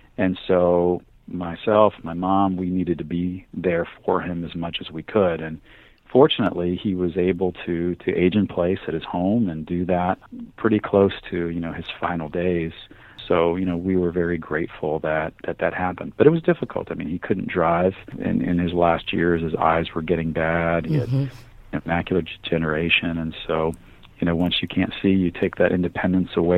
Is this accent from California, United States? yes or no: no; Miami, Florida, United States; also born or lived in New York; I grew up in Miami from the time I was a year old and went to elementary school, high school, junior high school in South Florida